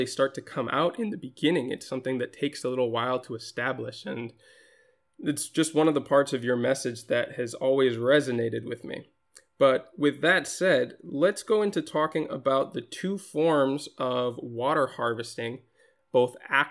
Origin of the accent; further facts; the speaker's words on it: Minnesota, United States; also born or lived in Japan; now in Spain; I was born in Japan. I grew up mostly in Minnesota, and I live in Spain now